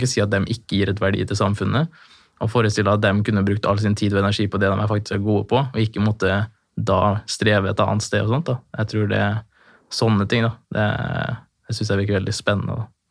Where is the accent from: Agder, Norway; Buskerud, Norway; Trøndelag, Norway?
Trøndelag, Norway; Trondheim; now in Fredrikstad, Norway; jeg er født i Trondheim, jeg bor i Fredrikstad